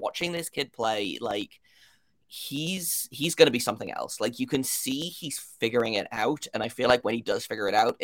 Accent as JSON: {"language": "English", "country": "United Kingdom", "moved": "yes", "lives_now": "Columbus, United States", "said": "if you can't tell by my accent, I am from the United Kingdom"}